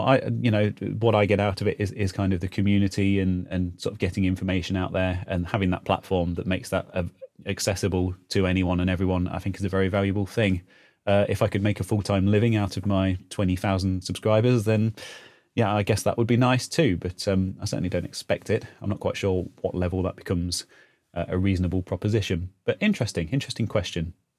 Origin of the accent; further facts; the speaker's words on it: Leicestershire, East Midlands, United Kingdom; I was born in Leicestershire and I still live in Leicestershire in the Midlands in the U K